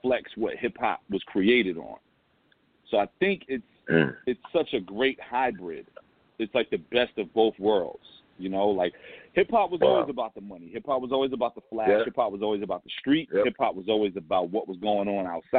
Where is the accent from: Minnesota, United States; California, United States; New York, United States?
New York, United States; New York City; I'm from St. James